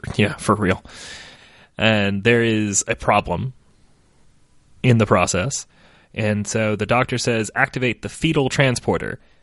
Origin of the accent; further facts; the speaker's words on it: United States; I'm American